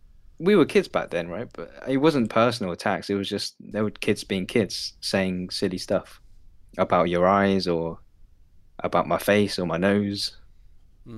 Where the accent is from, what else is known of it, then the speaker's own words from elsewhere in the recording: Hong Kong; If I told you I'm from Hong Kong, like, what's the point?